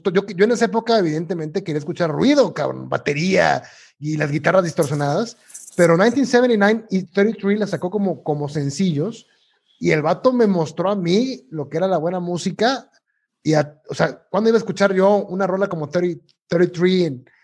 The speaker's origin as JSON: {"language": "Spanish", "town": "Tuxpan", "region": "Veracruz", "country": "Mexico", "tie": "born or raised there", "moved": "yes", "said": "en mi natal Tuxpan, Veracruz"}